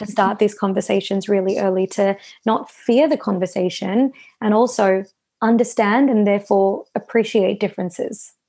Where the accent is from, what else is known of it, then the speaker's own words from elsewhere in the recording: Melbourne, Victoria, Australia; I was born and raised here. Mum and dad moved over from India